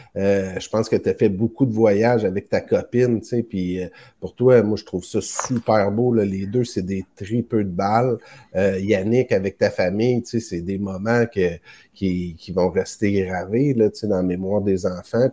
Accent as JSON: {"language": "French", "town": "Montreal", "region": "Quebec", "country": "Canada", "said": "je viens de Montréal"}